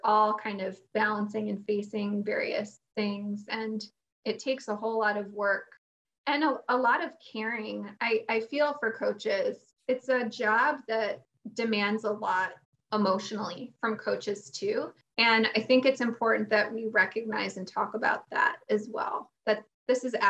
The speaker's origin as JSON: {"language": "English", "area": "Chicago suburbs", "region": "Illinois", "country": "United States", "tie": "born or raised there", "moved": "yes", "lives_now": "Phoenix, United States", "said": "I grew up in the Chicago suburbs"}